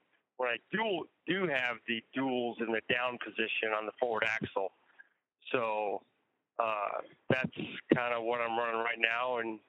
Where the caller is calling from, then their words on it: Texas, United States; I'm in Texas.